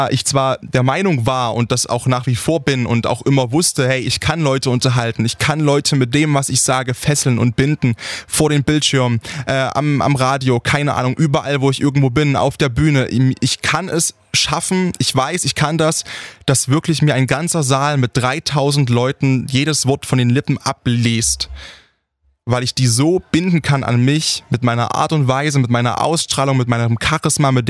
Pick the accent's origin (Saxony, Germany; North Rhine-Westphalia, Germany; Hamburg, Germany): Saxony, Germany; wenn mich jemand fragt, wo ich herkomme und ich sage, ich komme aus Sachsen, dass mir dann entgegengebracht wird. Krass, hört man gar nicht